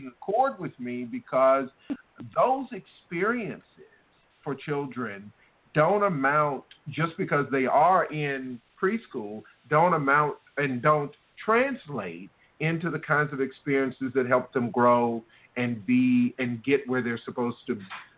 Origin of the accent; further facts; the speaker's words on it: the South, United States; I was raised in the South